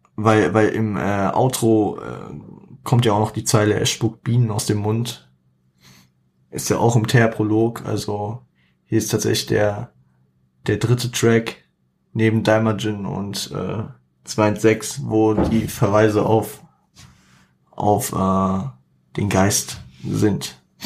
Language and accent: German; Frankfurt, Hesse, Germany; es ist einfach meine Gegend, ne? Also, auch wenn ich Frankfurter bin